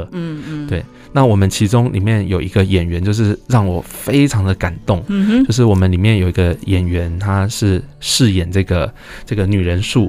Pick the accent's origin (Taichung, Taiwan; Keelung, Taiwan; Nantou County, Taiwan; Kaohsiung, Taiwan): Taichung, Taiwan; 我台中人还好